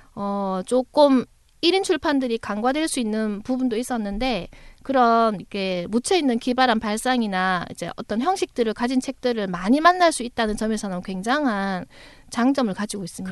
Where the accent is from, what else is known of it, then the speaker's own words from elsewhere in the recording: Busan, South Korea; 제가 부산 사람이라